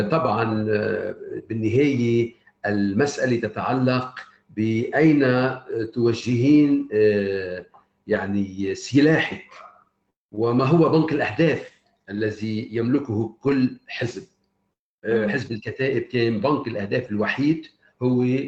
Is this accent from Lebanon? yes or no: yes; Lebanon; أنا أتحدث كلبناني